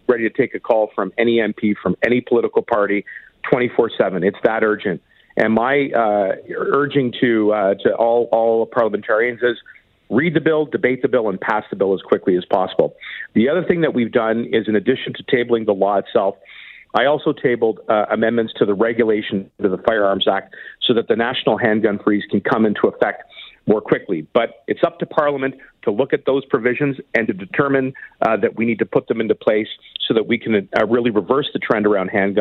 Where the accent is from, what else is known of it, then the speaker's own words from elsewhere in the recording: Toronto, Ontario, Canada; Danforth shooting in my hometown